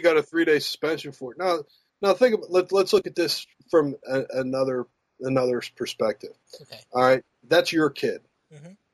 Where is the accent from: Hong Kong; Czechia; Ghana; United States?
United States; Pittsburgh, Pennsylvania; moved away; also born or lived in the South; growing up in Pittsburgh